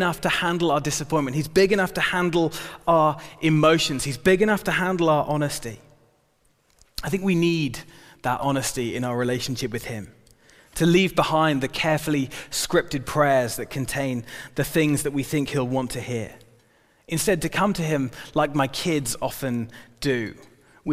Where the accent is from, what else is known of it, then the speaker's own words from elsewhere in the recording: United Kingdom; we're British